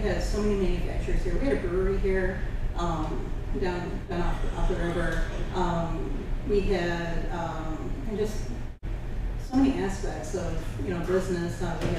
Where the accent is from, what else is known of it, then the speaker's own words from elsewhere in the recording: Aurora, Illinois, United States; I'm from Aurora, Illinois. Born and raised in...